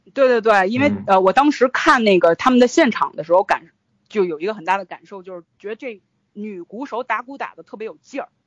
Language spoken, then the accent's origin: Chinese; Beijing, China; 我们应该是差不多大，现在都已经过了这个而立之年了吧，算是嗯。而且我们都是北京人，都是北京孩子